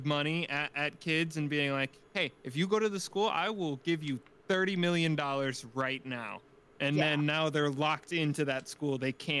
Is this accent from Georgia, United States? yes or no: yes; Atlanta, Georgia, United States; As a Georgia fan, because I'm from the Atlanta area.